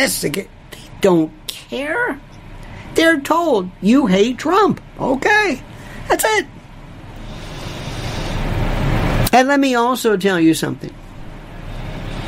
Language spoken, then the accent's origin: English; Canada; I'm from Canada.